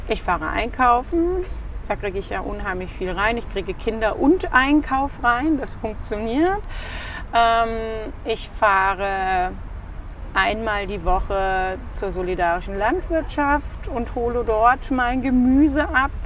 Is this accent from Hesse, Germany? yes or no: yes; Frankfurt, Hesse, Germany; moved away as an adult; also born or lived in Stuttgart; now in Wiesbaden, Germany; wir sind geborene Frankfurter